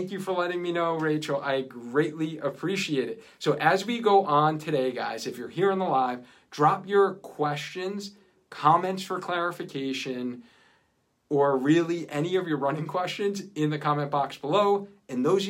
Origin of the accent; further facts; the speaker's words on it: Cheshire, Connecticut, United States; right here in my hometown of Cheshire, Connecticut